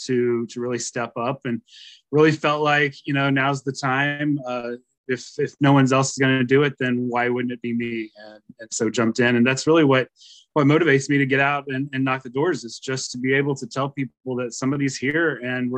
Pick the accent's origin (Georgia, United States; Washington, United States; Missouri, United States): Missouri, United States; Hale; moved away as an adult; also born or lived in Springfield, Missouri; now in St. Louis, United States; So I grew up in Missouri, but I grew up in Northwest Missouri. Grew up on a farm near the town of Hale. I grew up in Livingston County, up there